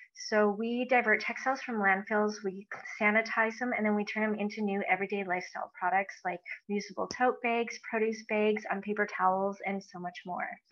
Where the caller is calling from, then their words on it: Edmonton, Alberta, Canada; I'm calling in from Edmonton, Alberta.